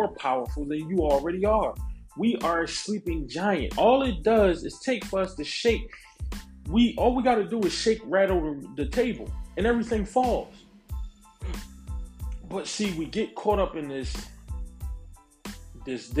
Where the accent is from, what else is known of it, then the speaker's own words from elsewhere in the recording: United States; I am a foundational black American. I am a descendant of American chattel slavery